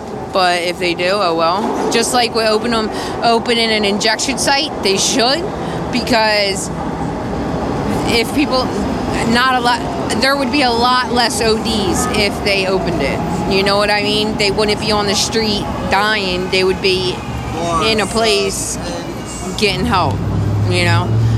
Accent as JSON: {"language": "English", "region": "New Jersey", "country": "United States", "lives_now": "Philadelphia, United States", "said": "I'm from Jersey, and I've been here since like 2008. I graduated in 2007. I came to Kensington."}